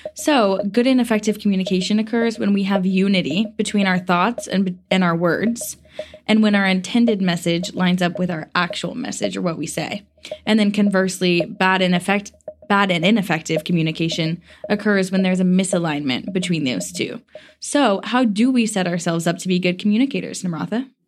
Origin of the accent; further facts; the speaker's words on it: the South, United States; I'm a girl from the South